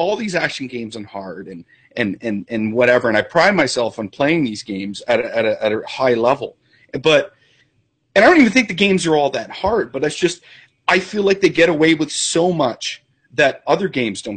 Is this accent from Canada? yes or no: yes; Canada; I'm Canadian